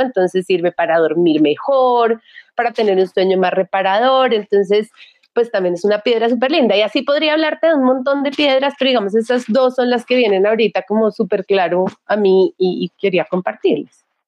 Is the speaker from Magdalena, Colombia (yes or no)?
no; Bogotá, Colombia; yo fui criada muy tradicionalmente, soy de Bogotá, una familia súper tradicional, colegio súper tradicional